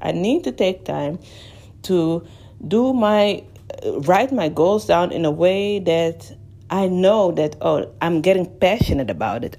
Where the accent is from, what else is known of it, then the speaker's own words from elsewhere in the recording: Amsterdam, North Holland, Netherlands; moved away as an adult; now in London, United Kingdom; I am originally from Amsterdam, born and raised. Well, I was born and raised in Amsterdam